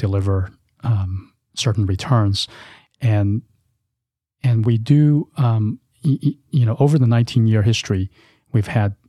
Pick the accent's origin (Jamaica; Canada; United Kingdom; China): China; English is a second language; moved away as an adult; now in United States; So I came to this country almost 18 years ago to attend college. I was born and raised in China in an entrepreneurial family.